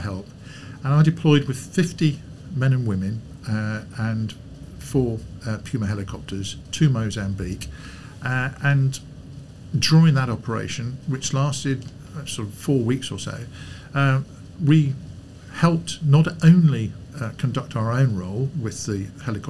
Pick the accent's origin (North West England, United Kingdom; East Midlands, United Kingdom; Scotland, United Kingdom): East Midlands, United Kingdom; Lincolnshire; I grew up in Lincolnshire